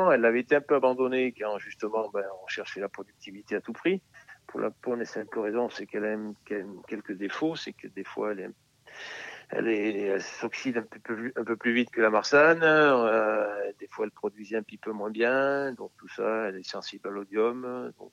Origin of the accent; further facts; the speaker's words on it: Crozes-Hermitage, Auvergne-Rhône-Alpes, France; born there; comme je dis souvent, je suis né à Croze, donc on fait pas mal